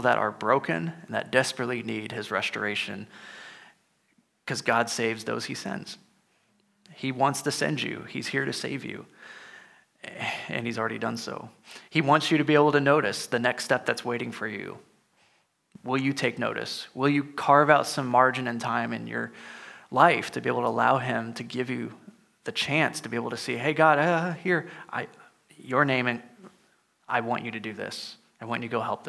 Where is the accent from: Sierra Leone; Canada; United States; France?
United States; Illinois; moved away; I'm originally from Illinois, so, you know, cornfields too